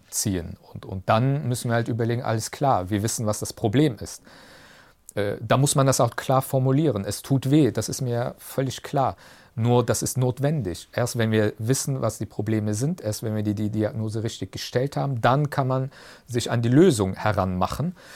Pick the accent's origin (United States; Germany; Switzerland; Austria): Germany; Das ist meine Heimat. Deutschland ist meine Heimat.